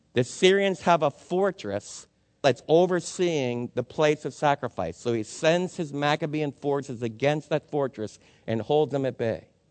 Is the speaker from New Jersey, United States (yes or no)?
yes; New Jersey, United States; my friends that I was raised with in New Jersey